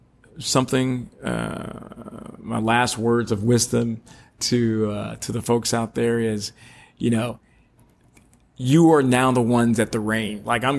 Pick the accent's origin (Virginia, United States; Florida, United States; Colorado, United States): Florida, United States; Orlando; Growing up in Orlando, I grew up with a father who worked at Disney all the time